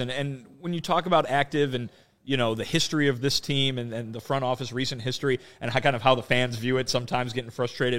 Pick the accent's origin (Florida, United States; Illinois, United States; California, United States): Illinois, United States; Chicago; being nati-, native Chicagoan and, uh, you know, going there growing up